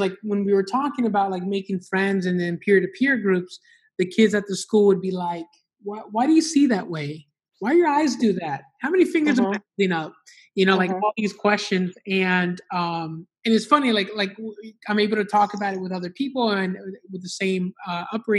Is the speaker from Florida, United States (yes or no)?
yes; Miami, Florida, United States; also born or lived in Honduras; I grew up in Miami, I grew up in the hood